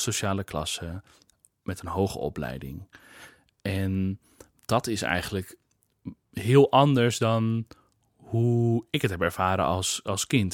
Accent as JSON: {"language": "Dutch", "town": "Kollum", "region": "Friesland", "country": "Netherlands", "tie": "born or raised there", "moved": "yes", "said": "Ik kom uit Friesland, uit Kolm"}